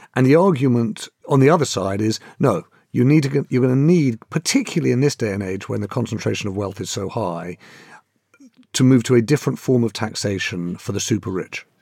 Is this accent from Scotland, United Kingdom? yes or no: no; London, United Kingdom; I'm a Londoner